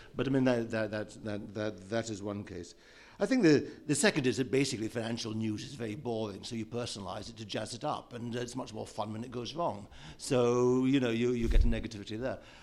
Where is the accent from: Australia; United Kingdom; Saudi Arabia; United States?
United Kingdom; Scotland; Scotland, from where I hail